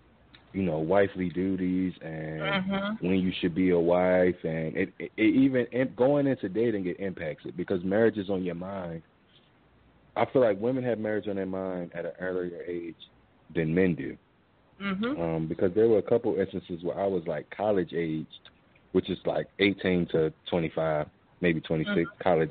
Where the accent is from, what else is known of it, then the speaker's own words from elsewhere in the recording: Baltimore, Maryland, United States; I'm from Baltimore